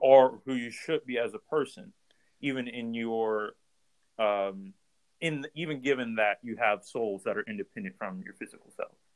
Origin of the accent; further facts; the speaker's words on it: Ohio, United States; we're from Ohio